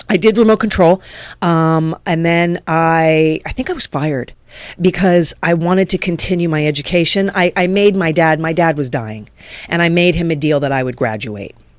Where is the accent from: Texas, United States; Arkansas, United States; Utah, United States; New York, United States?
New York, United States; moved away as an adult; also born or lived in West Hollywood, California; now in Los Angeles, United States; my whole life had been in New York. I'm a New Yorker